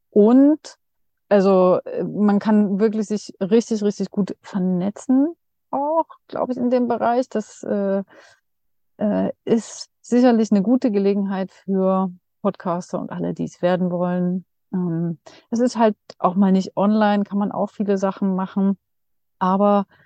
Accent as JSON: {"language": "German", "town": "Dresden", "region": "Saxony", "country": "Germany", "tie": "born or raised there", "said": "also in Dresden, weil das hier meine Heimat ist."}